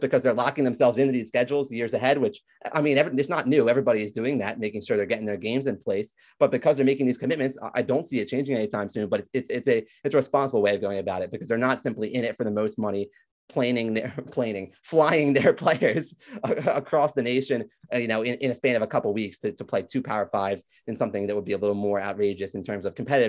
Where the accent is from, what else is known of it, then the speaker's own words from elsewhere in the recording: Delaware, United States; my home state of Delaware.